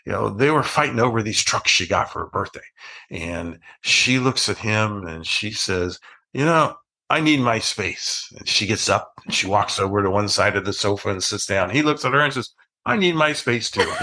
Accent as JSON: {"language": "English", "region": "Ohio", "country": "United States", "tie": "born or raised there", "said": "I grew up in Ohio"}